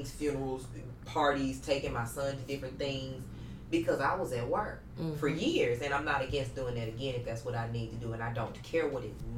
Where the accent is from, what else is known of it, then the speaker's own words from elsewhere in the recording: Memphis, Tennessee, United States; also born or lived in Oakland, California; I'm from Memphis. I'm a little girl from Westwood